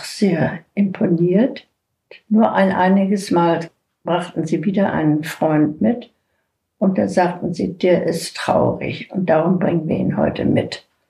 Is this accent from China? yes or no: yes; China; now in Hamburg, Germany; Ich bin in China geboren und ich hatte eben einige chinesische Kenntnisse